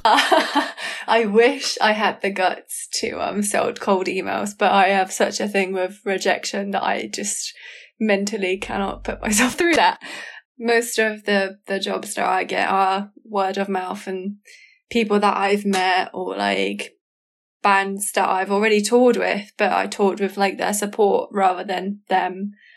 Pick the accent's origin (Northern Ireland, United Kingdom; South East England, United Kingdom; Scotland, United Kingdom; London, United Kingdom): South East England, United Kingdom; Kent; moved away as an adult; also born or lived in Southampton; I moved out from Kent where I used to live and went to uni on a whim